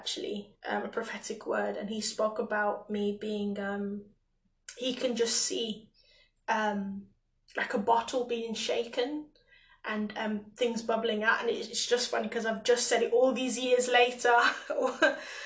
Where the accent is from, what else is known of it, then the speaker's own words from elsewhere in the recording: England, United Kingdom; I came to England at 6 years old